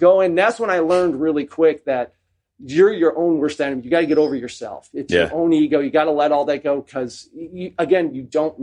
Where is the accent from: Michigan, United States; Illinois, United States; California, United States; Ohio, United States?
Illinois, United States; Chicago; moved away as an adult; also born or lived in Mississippi; growing up in Chicago